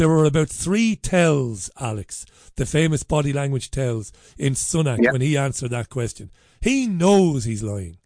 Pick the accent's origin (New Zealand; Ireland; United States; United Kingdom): Ireland; me being an Irish guy